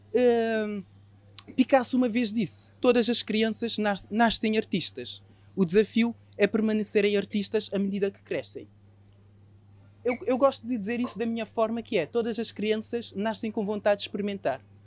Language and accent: Portuguese; Cape Verde; moved away as an adult; now in Portugal; Aos 18 anos eu saí de Cabo Verde e vim para Portugal.